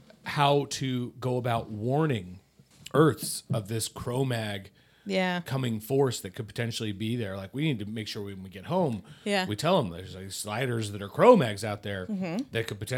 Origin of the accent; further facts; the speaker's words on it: France; I am French.